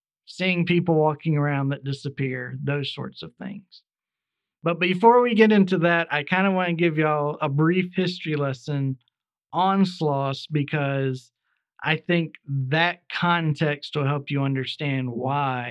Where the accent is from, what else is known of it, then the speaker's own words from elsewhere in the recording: Birmingham, Alabama, United States; It takes place in my hometown, or just outside. I live just outside of this area. Birmingham, Alabama.